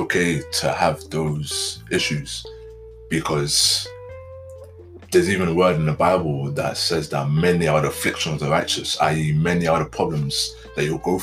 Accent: London, United Kingdom; being a young black guy, especially growing up in London

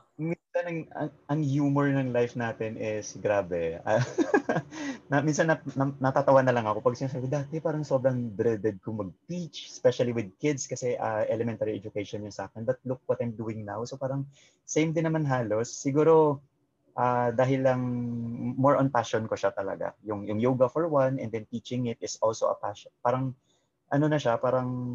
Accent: Negros Occidental, Western Visayas, Philippines; moved away; I grew up kasi sa Bacolod. Well, not technically in Bacolod, sa Negros Occidental

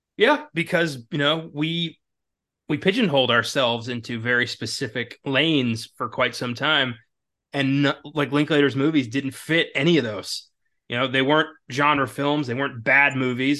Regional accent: Maryland, United States; now in Texas, United States; I'm from a s, you know, a small mountain town in Maryland

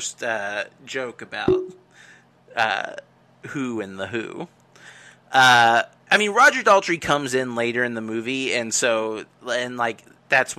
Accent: United States; I'm an American

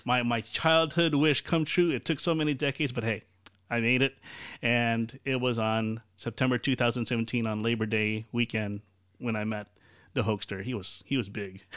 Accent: Chicago area, Illinois, United States; also born or lived in Aurora, Illinois; I'm from Chicago area

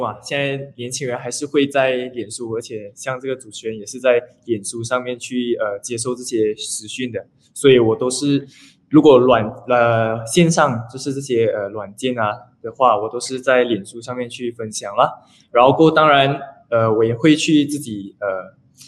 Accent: Banting, Selangor, Malaysia; 我是， 呃， 本地人

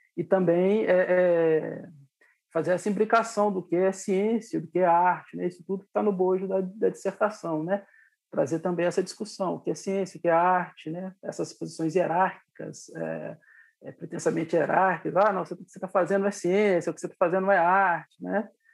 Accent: Lagoa Santa, Minas Gerais, Brazil; also born or lived in Itabira, Minas Gerais; eu nasci em Itabira, Minas Gerais, né? Na cidade de Itabira, terra do Drummond, e vim pra, pra Lagoa Santa ainda muito novo

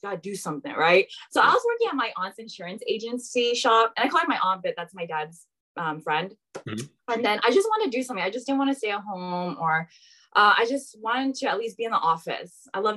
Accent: San Jose, California, United States; I'm from San Jose, the Bay Area. I grew up most of my life here

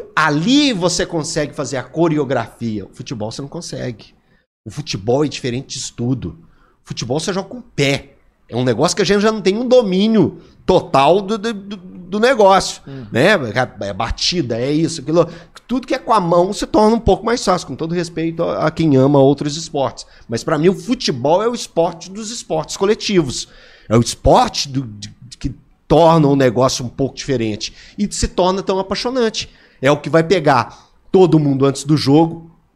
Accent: Divinópolis, Minas Gerais, Brazil; Eu sou criado na beirada da linha, acompanhando os jogos do Guarani pulando o muro do Farião

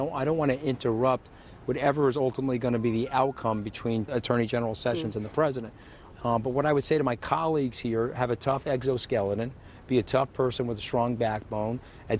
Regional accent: a town on the border of Queens, New York, United States; now in Washington, D.C., United States; I'm not from Great Britain, okay? I'm from a town that's right on the border of Queens, okay?

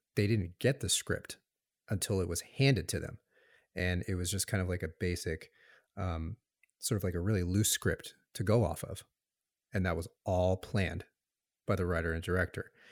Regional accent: Tucson, Arizona, United States; also born or lived in Los Angeles, California; originally born in Los Angeles, and um, moved to Arizona, Tucson, Arizona. It's my hometown when I was about two.

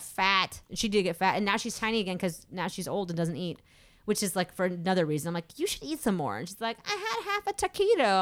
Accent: Massachusetts, United States; born or raised there

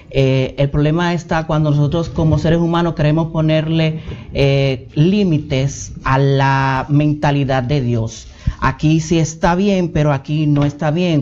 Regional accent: Villa Mella, Distrito Nacional, Dominican Republic; Vengo de Villamella.

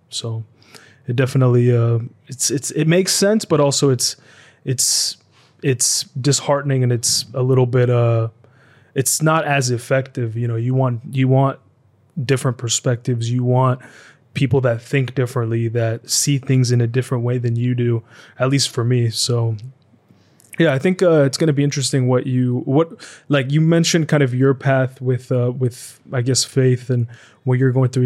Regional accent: United States; I grew up mainly in America

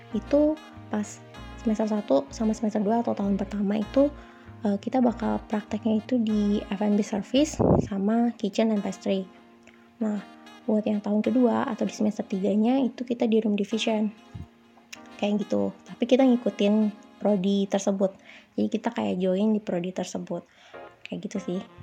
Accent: Bandung, West Java, Indonesia; moved away as an adult; now in Jakarta, Indonesia; Gue awalnya dari Bandung, dari lahir, terus TK, SD, SMP, SMA, dan juga kuliah di salah satu kampus di Setiabudi yang juga di Bandung

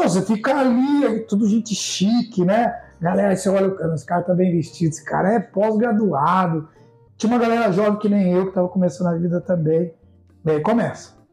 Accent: Piracicaba, São Paulo, Brazil; born or raised there; also born or lived in Sorocaba

